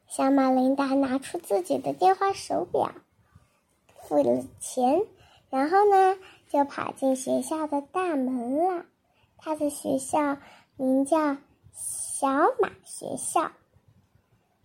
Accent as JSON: {"language": "Chinese", "country": "China", "said": "我是中国的"}